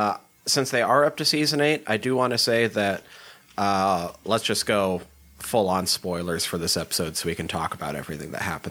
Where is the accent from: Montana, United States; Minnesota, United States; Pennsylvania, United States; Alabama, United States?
Montana, United States; small town; also born or lived in Dillon, Montana; I am from small town Montana. Very small town. Much smaller than Letterkenny.